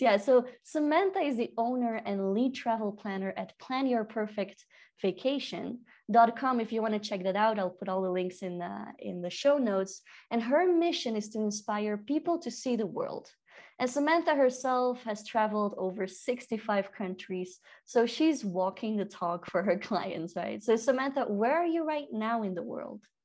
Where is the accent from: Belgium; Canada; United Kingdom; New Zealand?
Belgium; now in Peru; I'm from Belgium, living in Peru